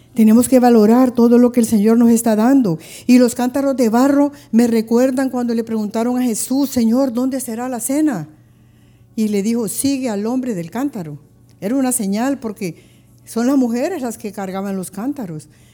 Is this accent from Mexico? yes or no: no; Honduras; si nosotros estamos en otro país y miramos la bandera de Honduras